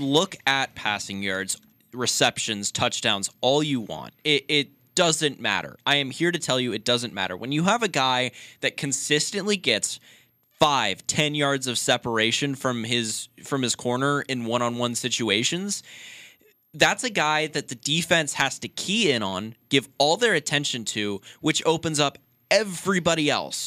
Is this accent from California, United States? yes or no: yes; Sacramento, California, United States; I'm from Sacramento, which is only two hours from the University of Nevada, Reno